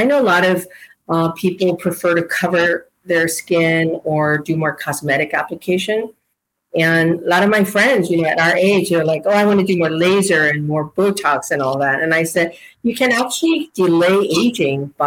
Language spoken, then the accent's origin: English; South Korea; moved away; I was born in Korea